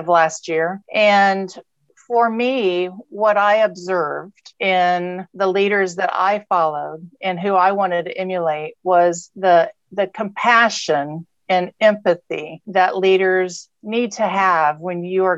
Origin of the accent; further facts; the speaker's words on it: Texas, United States; also born or lived in California; I'm from Texas and California. That's my background, but I'm a proud Texan